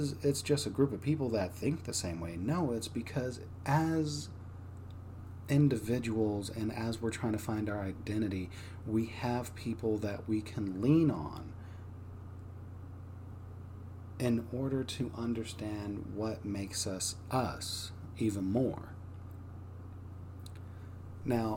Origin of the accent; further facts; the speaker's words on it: Texas, United States; my part of Texas was pretty rough